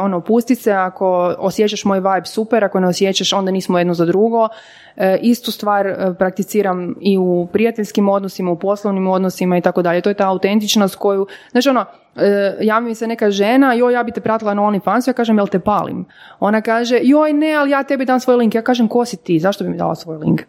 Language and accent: Croatian; Podravina, Croatia; moved away; ja sam iz Podravine e, rodom